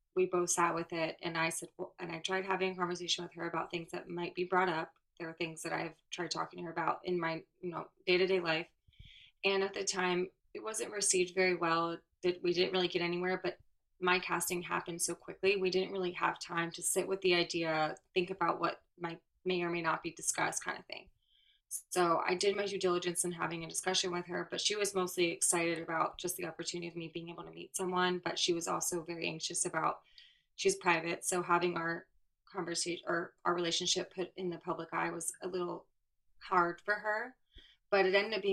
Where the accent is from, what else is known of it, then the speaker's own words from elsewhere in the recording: Florida, United States; I'm from Florida